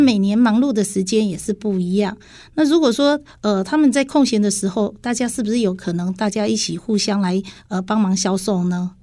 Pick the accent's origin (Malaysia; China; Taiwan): Taiwan; Dongshi, Taichung; 我是来自东市的